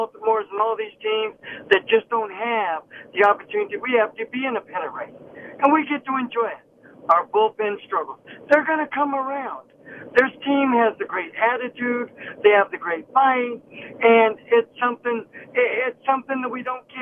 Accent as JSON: {"language": "English", "town": "Oakland", "region": "California", "country": "United States", "said": "I was from Oakland"}